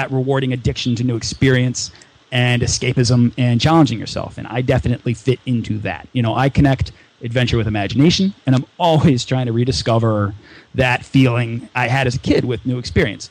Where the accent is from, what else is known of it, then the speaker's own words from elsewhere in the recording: United States; I'm from the United States